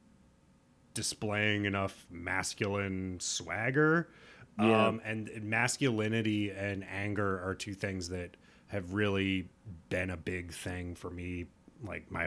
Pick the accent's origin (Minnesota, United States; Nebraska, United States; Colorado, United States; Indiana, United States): Nebraska, United States; I'm from Nebraska, but like I was raised in, you know, like a, I wouldn't say hippie